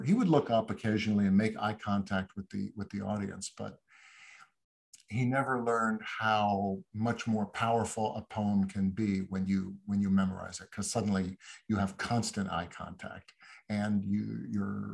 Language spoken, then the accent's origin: English; New York City, New York, United States; I grew up in New York. I said I was I'm a 13th generation New Yorker, so I grew up in this city